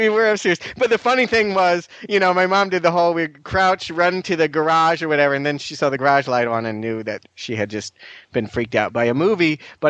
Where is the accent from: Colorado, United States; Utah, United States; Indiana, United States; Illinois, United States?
Illinois, United States; now in Los Angeles, United States; we're both from Illinois originally